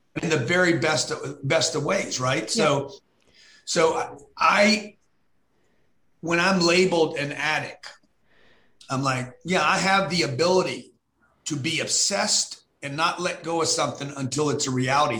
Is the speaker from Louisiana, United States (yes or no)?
yes; Lake Charles, Louisiana, United States; I grew up in Lake Charles when I was 10 years old.